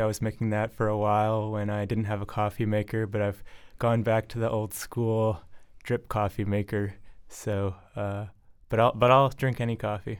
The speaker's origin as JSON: {"language": "English", "town": "Ann Arbor", "region": "Michigan", "country": "United States", "tie": "born or raised there", "also_born_or_lived": "Boston area, Massachusetts / Arlington, Massachusetts", "moved": "as an adult", "lives_now": "Somerville, United States", "said": "I was born and raised in Ann Arbor, Michigan"}